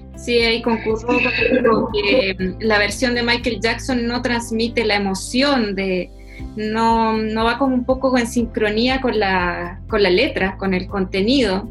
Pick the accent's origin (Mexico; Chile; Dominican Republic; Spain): Chile; volvemos a, Chile, volvemos a, nuestras raíces